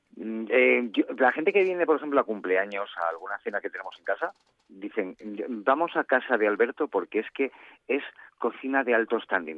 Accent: Gijón, Asturias, Spain; now in Madrid, Spain; soy de los, de los eh, gijoneses

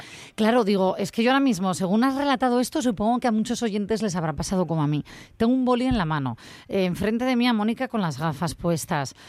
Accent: Asturias, Spain; yo como asturiana que soy

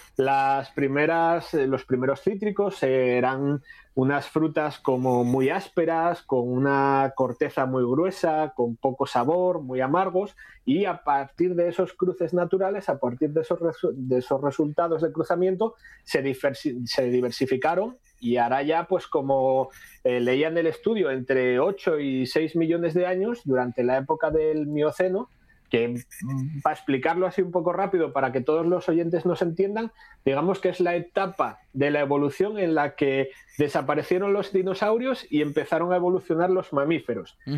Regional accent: Asturias, Spain; aquí en Asturias

